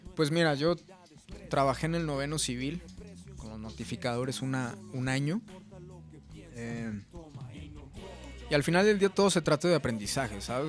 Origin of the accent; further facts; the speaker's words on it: Mexico; soy mexicano